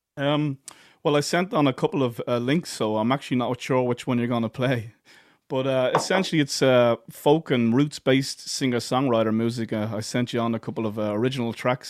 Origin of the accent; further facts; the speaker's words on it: Ireland; being an Irish musician